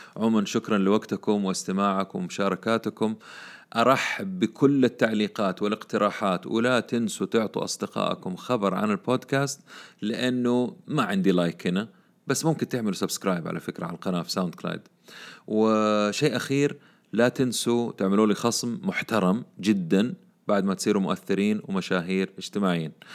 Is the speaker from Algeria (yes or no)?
no; Saudi Arabia; عندنا في السعودية